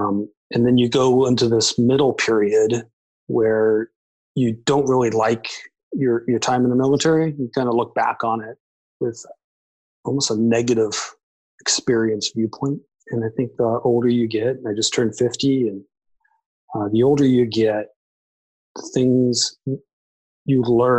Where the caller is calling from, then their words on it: Oceanside, California, United States; I'm in Oceanside, California, due north of San Diego, halfway between here and LA, just south of Camp Pendleton.